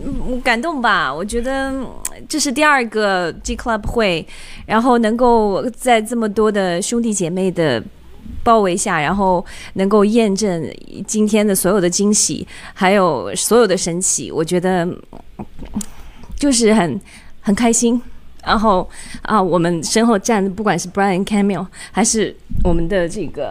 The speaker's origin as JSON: {"language": "Chinese", "country": "China", "said": "我们中国人会被更多人所尊敬，而且我们走到世界上是最强的。"}